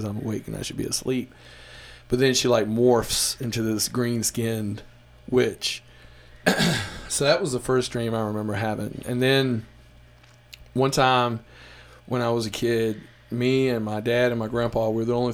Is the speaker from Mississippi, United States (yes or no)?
yes; Mississippi Delta, United States; I'm from Mississippi, the Delta, which is about 5 hours away from New Orleans